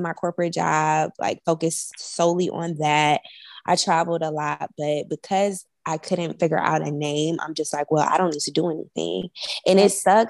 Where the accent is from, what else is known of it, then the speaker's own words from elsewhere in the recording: Milwaukee, Wisconsin, United States; moved away; I'm from Milwaukee, Wisconsin